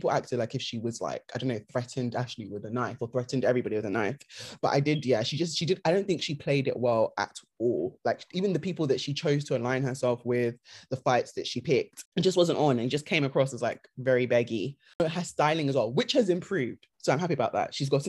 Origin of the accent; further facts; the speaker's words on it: Nigeria; because obviously her being Nigerian, us obviously being Nigerian, we did want to like her